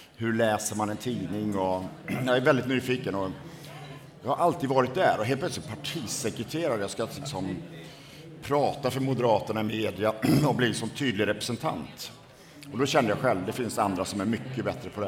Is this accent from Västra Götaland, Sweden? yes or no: yes; Borås, Västra Götaland, Sweden; min bakgrund är att jag är född och uppvuxen i Borås